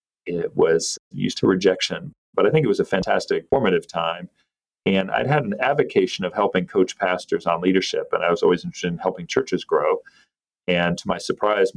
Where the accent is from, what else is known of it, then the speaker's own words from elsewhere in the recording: North Carolina, United States; I grew up in North Carolina